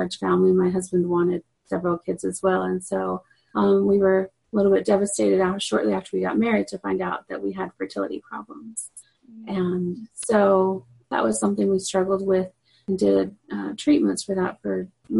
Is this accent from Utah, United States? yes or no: yes; Utah, United States; also born or lived in Guatemala; I grew up originally in Utah